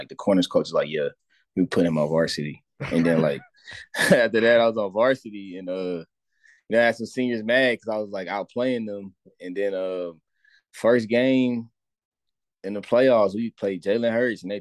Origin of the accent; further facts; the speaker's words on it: La Porte, Texas, United States; I'm from LaPorte, Texas, like a not too small of a city, but not too big as well. It's like just outside of the city of Houston